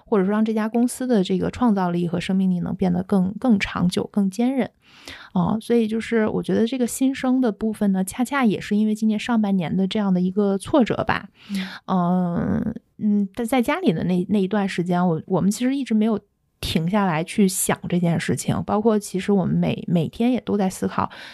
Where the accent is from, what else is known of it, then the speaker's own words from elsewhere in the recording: Shanghai, China; 作为上海人都会觉得大开眼界